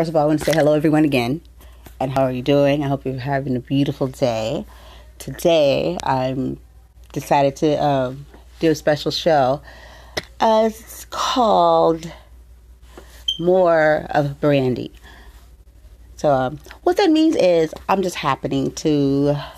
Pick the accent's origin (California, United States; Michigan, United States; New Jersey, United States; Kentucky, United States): California, United States; San Diego; born or raised there